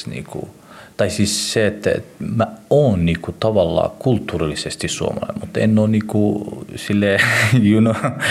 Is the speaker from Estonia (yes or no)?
no; Somalia; now in Finland; Mä oon somalialainen mutta on somalialainen, joka elää Suomessa ja on suomalaistunut